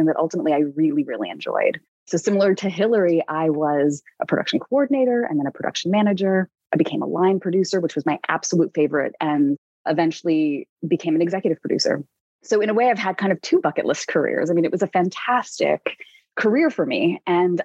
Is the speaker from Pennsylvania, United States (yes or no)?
no; New York City, New York, United States; I'm a New Yorker